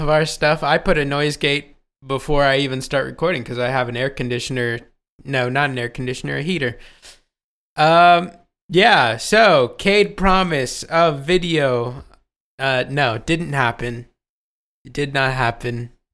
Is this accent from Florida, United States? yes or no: no; Ohio, United States